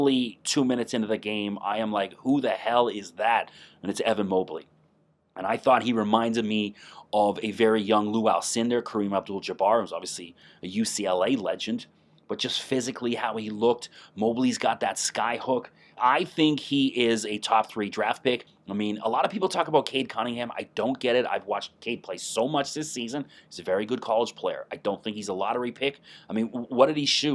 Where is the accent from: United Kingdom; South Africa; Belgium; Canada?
Canada; accent: Canadian; also born or lived in Toronto area; I'm in the Toronto area, so I may use a few Canadian sayings and pronunciations